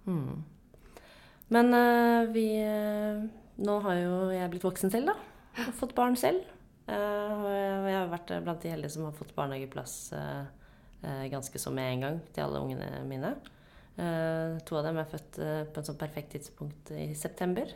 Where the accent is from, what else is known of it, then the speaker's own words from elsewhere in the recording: Lysaker, Akershus, Norway; jeg vokste opp på Lysaker, så dette var inne i Oslo sentrum